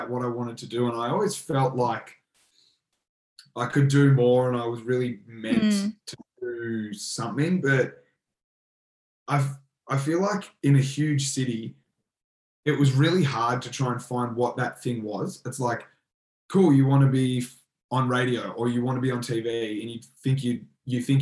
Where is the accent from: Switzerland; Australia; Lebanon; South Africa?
Australia; Melbourne, Victoria; moved away as an adult; now in Newcastle, Australia; I grew up in Melbourne